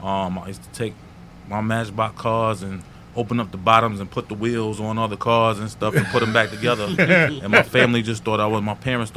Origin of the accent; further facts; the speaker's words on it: New York City, New York, United States; I'm from St. Albans, New York, Jamaica, yes. Queens, St. Albans section.